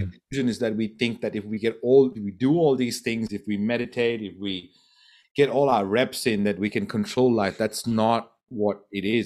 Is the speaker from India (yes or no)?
yes; Goa, India; moved away; I'm from Goa in India.